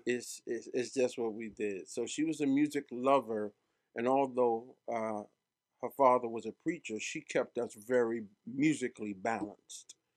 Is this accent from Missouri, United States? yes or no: no; New York City, New York, United States; moved away; Growing up in Brooklyn was everything